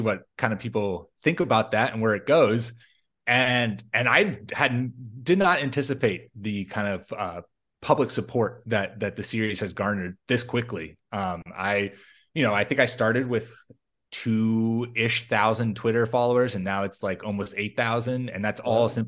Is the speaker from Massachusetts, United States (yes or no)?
yes; outside of Boston, Massachusetts, United States; moved away as an adult; now in Minnesota, United States; I grew up outside of Boston, just moved to Minnesota